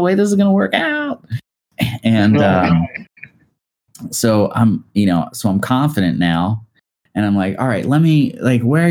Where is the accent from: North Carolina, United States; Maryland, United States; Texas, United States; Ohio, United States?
Maryland, United States; Dundalk; I grew up like right outside of Baltimore in a town called Dundalk.